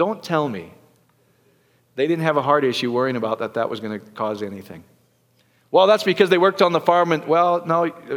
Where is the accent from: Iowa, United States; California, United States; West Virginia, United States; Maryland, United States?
Iowa, United States; I grew up in Iowa